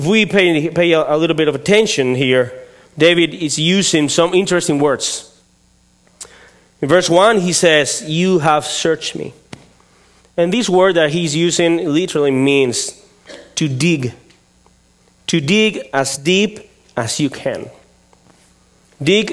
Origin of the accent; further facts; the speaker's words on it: Spain; English is a second language; moved away as an adult; also born or lived in León, Spain; now in Vallejo, United States; I come from Spain